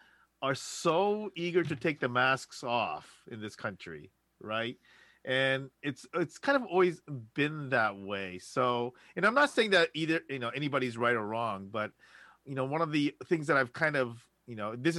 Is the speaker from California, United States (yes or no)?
yes; Los Angeles, California, United States; I'm from Los Angeles. It's pertinent.